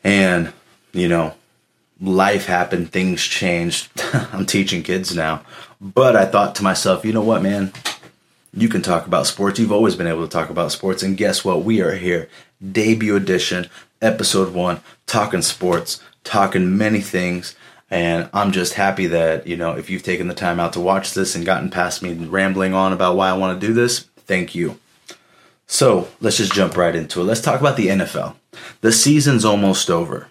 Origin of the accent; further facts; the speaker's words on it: California, United States; I'm from California.